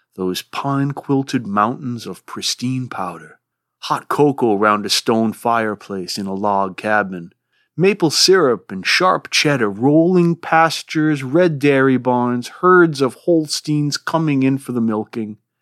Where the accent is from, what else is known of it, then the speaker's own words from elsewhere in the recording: Rhode Island, United States; accent: swamp Yankee; now in Vermont, United States; I live in Vermont. I've spent most of my life here, though I'm originally from Rhode Island. That's why my voice is like this.